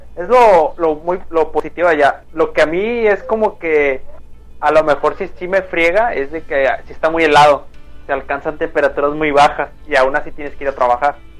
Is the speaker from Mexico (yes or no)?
yes; Mexico